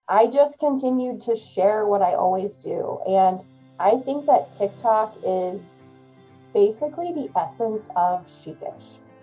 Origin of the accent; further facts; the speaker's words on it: Midwest, United States; I'm a Midwesterner and I love the Midwest way of life